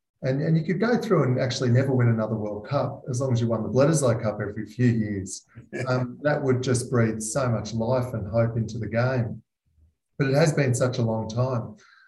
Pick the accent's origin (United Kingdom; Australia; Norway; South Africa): Australia; Queensland; I grew up as a Queenslander